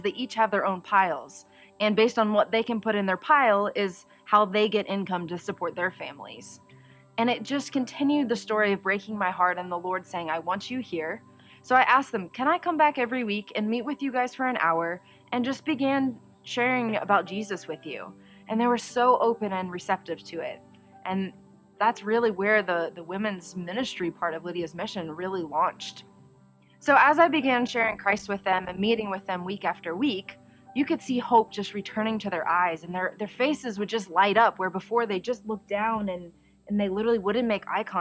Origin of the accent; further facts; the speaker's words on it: Dayton, Ohio, United States; I was born and raised in Dayton, Ohio.